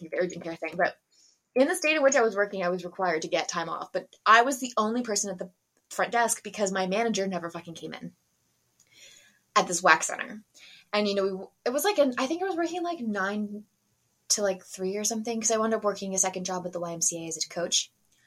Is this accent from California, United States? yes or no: no; Pennsylvania area, United States; moved away; I'm from the Pennsylvania area